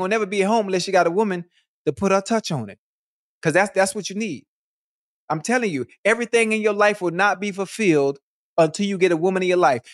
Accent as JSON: {"language": "English", "town": "Miami", "region": "Florida", "country": "United States", "said": "I'm from Miami"}